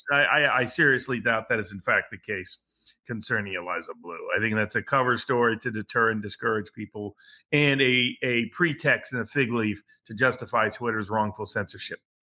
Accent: Chattanooga, Tennessee, United States; my hometown, Chattanooga

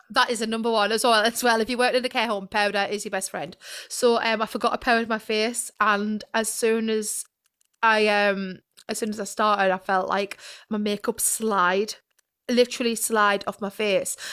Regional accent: Sunderland, North East England, United Kingdom

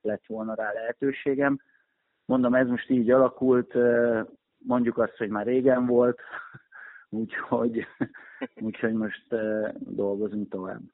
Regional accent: Pécs, Baranya, Hungary; ide születtem, én Pécsi vagyok

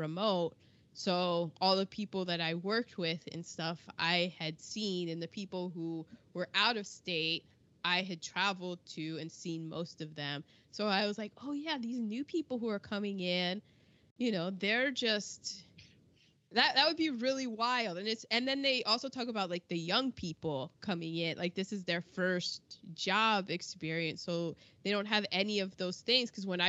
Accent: United States; I'm American

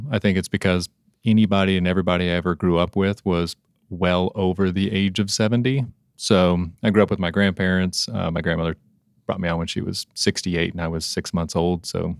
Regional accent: Oklahoma, United States; I am from Oklahoma.

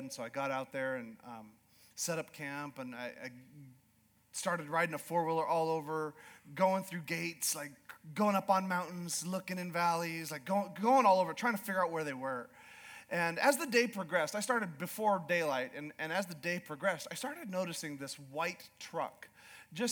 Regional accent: Alaska, United States; moved away as an adult; also born or lived in Yukon, Canada; I was raised in Alaska, and I grew up Alaska and the Yukon

